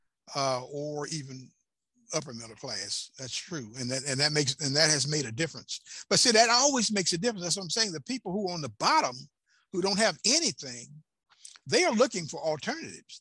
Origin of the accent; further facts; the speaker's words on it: Chattanooga, Tennessee, United States; the radio station I had in Chattanooga, my hometown